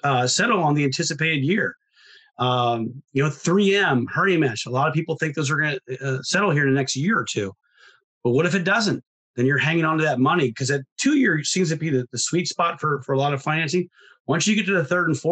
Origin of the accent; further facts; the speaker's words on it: Ohio, United States; I'm from Ohio